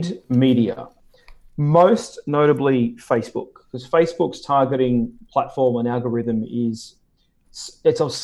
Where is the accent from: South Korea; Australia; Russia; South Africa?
Australia; Sydney, New South Wales; moved away as an adult; also born or lived in New York / Chicago / Hawaii; Sydney, Australia is where I live and where I'm from. I was actually born here